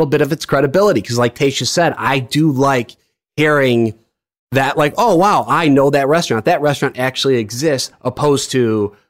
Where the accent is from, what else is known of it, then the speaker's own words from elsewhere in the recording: Chicago, Illinois, United States; I'm from Chicago